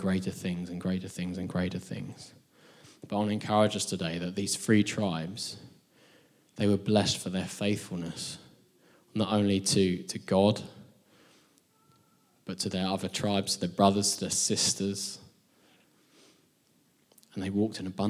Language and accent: English; England, United Kingdom; also born or lived in Nashville; we're both English people in Nashville